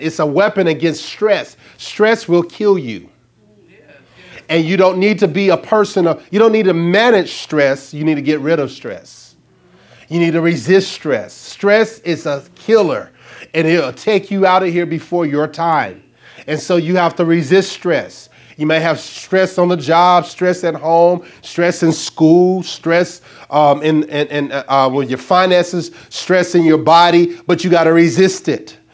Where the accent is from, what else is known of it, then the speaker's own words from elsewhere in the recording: Arkansas, United States; I'm from Arkansas